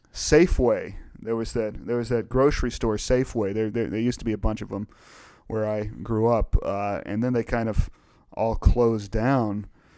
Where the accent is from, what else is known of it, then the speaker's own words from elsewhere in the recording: East Coast, United States; I mean, you know, I grew up on the East Coast, and so you know, we had Hardee's